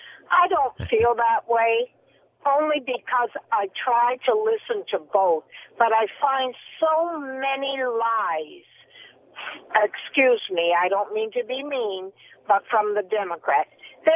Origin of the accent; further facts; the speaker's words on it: Maine, United States; now in Orange, United States; I was raised in Maine, and we were all poor